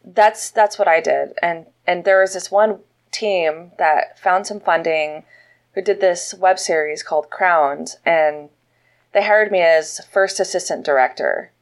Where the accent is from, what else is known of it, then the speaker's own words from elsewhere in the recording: Montana, United States; moved away as an adult; also born or lived in Los Angeles / San Francisco; now in Austin, United States; I was born and raised in Montana